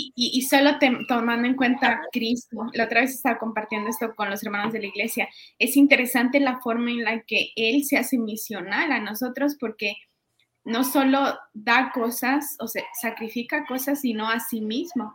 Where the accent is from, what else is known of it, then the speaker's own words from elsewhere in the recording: Peru; moved away as an adult; also born or lived in Guatemala; now in Guatemala City, Guatemala; yo vengo de Perú, estoy ya hace ocho años en Guatemala